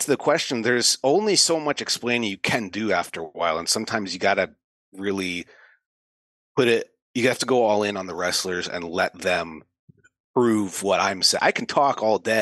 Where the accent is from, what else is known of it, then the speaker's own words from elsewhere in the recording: United States; As an American